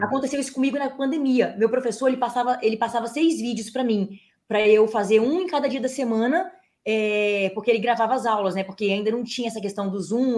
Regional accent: Espírito Santo, Brazil; accent: capixaba; moved away as an adult; also born or lived in Brasília; now in São Paulo, Brazil; capixaba não tem sotaque, a gente é misturado.

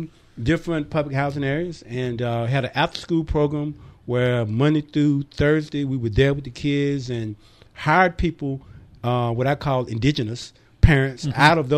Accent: Bunnlevel, North Carolina, United States; also born or lived in Linden, North Carolina; now in Fayetteville, United States; I was born in Harnett County. Okay. In a little community over there called Bun Level.

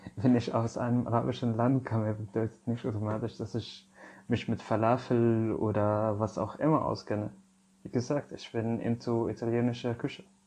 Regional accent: Syria; German is a second language; now in Germany; Also ich komme aus Syrien

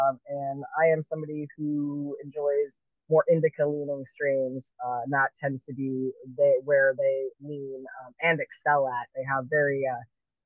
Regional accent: Southern California, United States; moved away; I grew up in Southern California

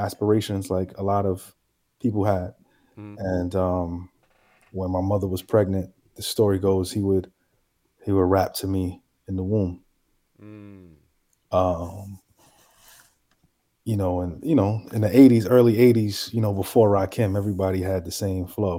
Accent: New York City, New York, United States; also born or lived in Harlem, New York; I'm from the Bronx, man. The Bronx, New York, the birthplace of hip hop

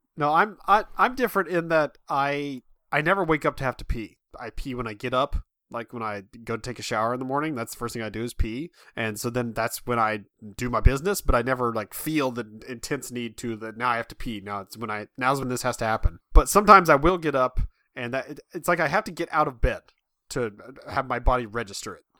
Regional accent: Midwest, United States; I'm from the Midwest.

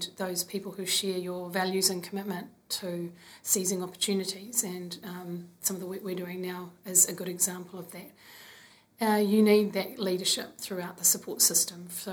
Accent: Hastings, Hawke's Bay, New Zealand; moved away as an adult; also born or lived in Wellington, New Zealand; now in Auckland, New Zealand; I am from Kahungunu, grew up in Hastings, and live in Auckland now with 3 kids

